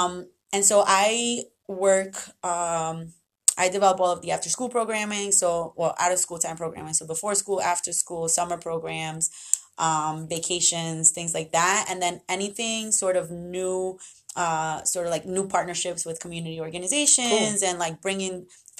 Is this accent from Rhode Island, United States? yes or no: yes; Central Falls, Rhode Island, United States; born or raised there; also born or lived in Medellín, Colombia